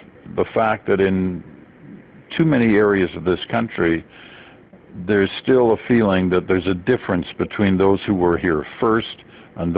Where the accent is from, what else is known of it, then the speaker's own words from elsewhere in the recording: Canada; also born or lived in England / Malaya; I was born in England. The first couple of years were spent in England. Then we moved to Malaya in Southeast Asia before coming to Canada.